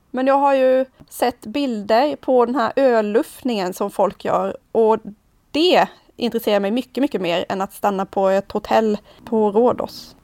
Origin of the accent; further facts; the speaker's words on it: Sweden; för oss som svenskar